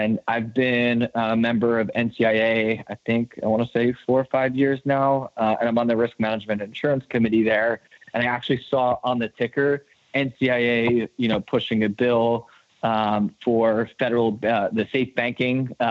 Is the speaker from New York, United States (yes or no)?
yes; New York, United States; my home state of New York